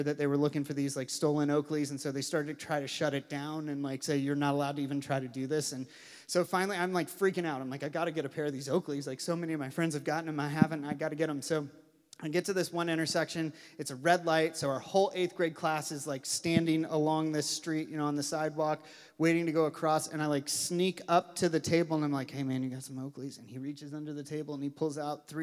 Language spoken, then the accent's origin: English; Louisville, Kentucky, United States; I grew up in Louisville, Kentucky